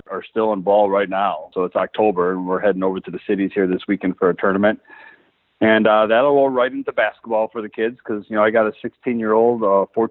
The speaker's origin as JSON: {"language": "English", "town": "Milwaukee", "region": "Wisconsin", "country": "United States", "tie": "born or raised there", "moved": "yes", "lives_now": "Eau Claire, United States", "said": "I grew up in Milwaukee, Wisconsin, on the suburbs out there."}